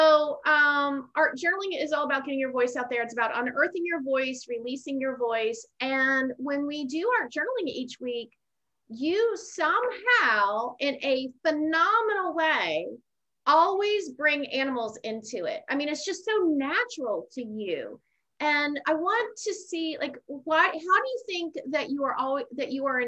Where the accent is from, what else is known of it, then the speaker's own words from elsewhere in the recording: Pittsburgh, Pennsylvania, United States; I grew up in Pittsburgh